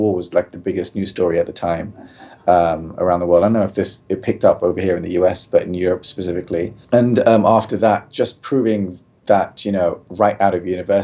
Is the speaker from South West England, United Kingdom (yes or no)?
no; London, United Kingdom; moved away as an adult; I'm actually originally from London, England. Born and bred. Place called Neasden in northwest London.